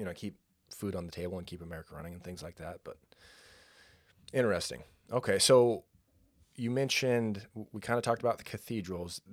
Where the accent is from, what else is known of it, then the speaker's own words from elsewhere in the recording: San Luis Obispo County, California, United States; moved away; I grew up in San Luis Obispo County